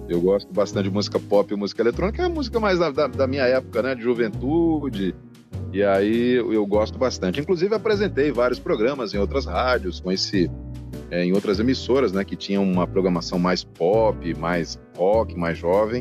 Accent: São Caetano do Sul, São Paulo, Brazil; also born or lived in Sousa, Paraíba; now in Salvador, Brazil; Eu sou de São Paulo, de São Caetano do Sul

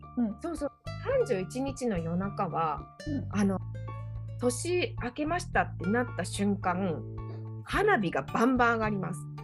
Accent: Kobe, Hyogo, Japan; now in Europe; 私もともと神戸、神戸市出身なので

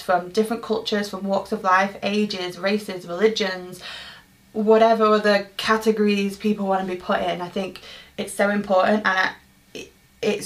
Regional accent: Manchester, North West England, United Kingdom; born and raised in Manchester, England

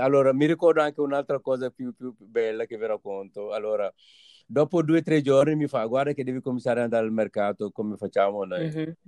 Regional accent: Senegal; moved away as an adult; now in Italy; sono partito dal Senegal

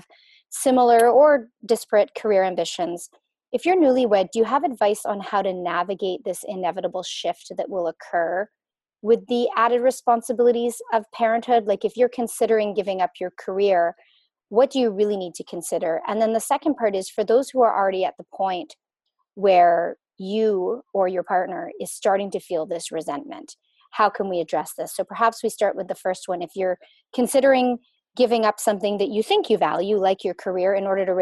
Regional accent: Canada; I was born in Canada

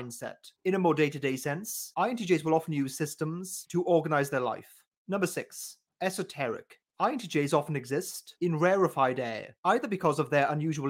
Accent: United Kingdom; as a Brit

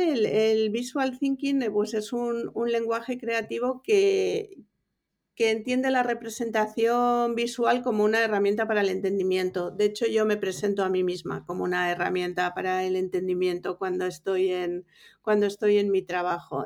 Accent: Bilbao, Basque Country, Spain; moved away as an adult; also born or lived in Mallorca / New York; now in Madrid, Spain; yo soy de Bilbao

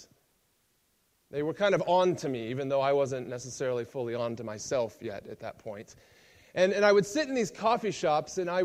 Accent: United States; moved away; I'm American.

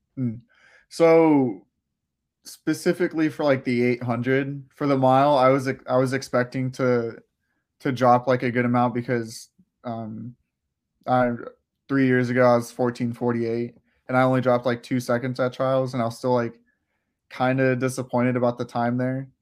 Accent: Clearwater, Florida, United States; also born or lived in Gainesville, Florida; I lived in Florida my whole life, uh, I was born around the Tampa area in Clearwater

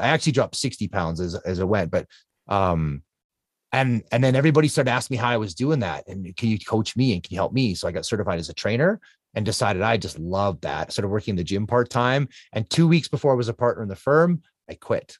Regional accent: Canada; I'm Canadian

